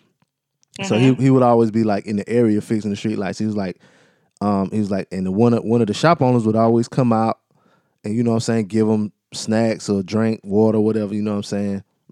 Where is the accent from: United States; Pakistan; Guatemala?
United States; East Coast; I'm from the East Coast.